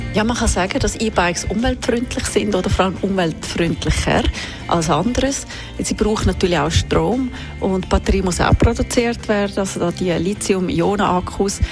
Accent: Switzerland

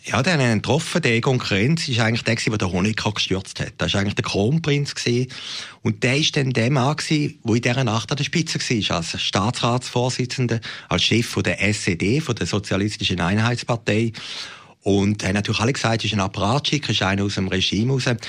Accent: Switzerland; als Schweizer

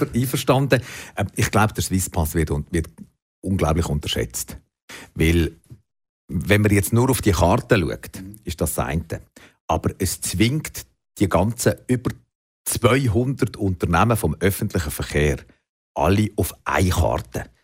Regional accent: Switzerland; bei uns in der Schweiz

